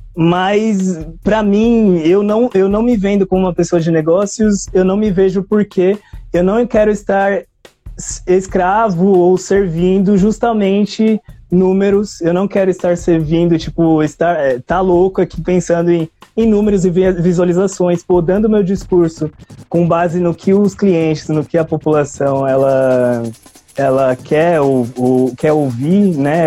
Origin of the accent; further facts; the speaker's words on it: São Paulo, Brazil; Eu sou da Zona Sul, aliás, sou do Jardim São Luís